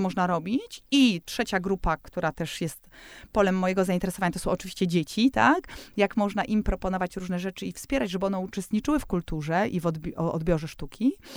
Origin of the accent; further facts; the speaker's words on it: Warsaw, Masovian Voivodeship, Poland; jestem z Warszawy